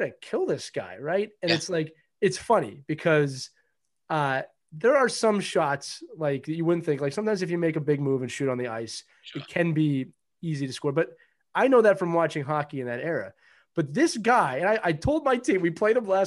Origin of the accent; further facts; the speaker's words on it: Philadelphia, Pennsylvania, United States; I always say I'm from Philadelphia